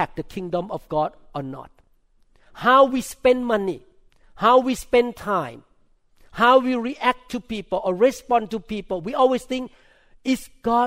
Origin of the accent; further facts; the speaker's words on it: Thailand; accent: thick accent; English is a second language; moved away as an adult; now in United States; I'm a neurosurgeon from Thailand